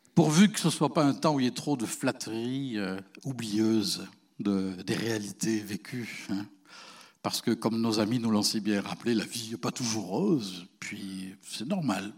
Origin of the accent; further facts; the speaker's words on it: France; now in Canada; chez nous, en Europe